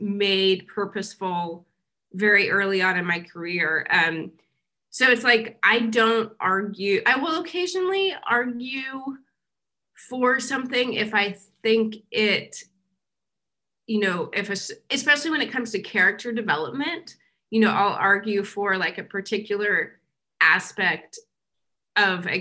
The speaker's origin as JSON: {"language": "English", "region": "Kansas", "country": "United States", "tie": "born or raised there", "also_born_or_lived": "New York", "moved": "as an adult", "said": "so I grew up in Kansas, I went to school here, and then I left when I was 22, and I didn't come back until last year when I was 41"}